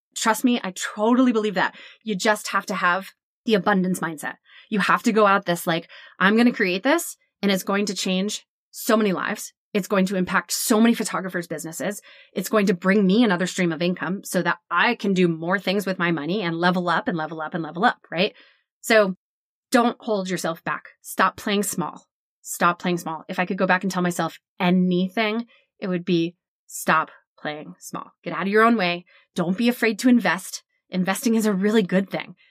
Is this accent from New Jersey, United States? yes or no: yes; New Jersey, United States; we're from Jersey